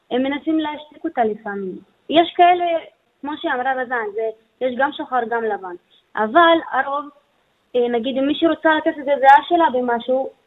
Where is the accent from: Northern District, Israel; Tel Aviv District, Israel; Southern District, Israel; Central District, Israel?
Northern District, Israel; Beit Zarzir; אני גם בדואית